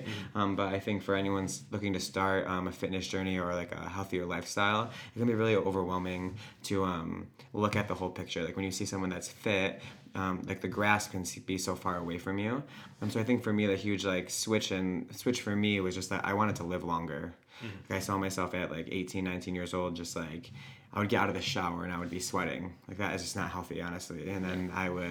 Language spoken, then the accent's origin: English; Honeoye, near Rochester, New York, United States; I grew up in Honeyway